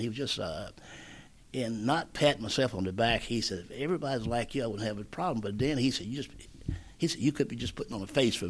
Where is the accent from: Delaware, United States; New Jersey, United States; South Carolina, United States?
South Carolina, United States; I'm from South Carolina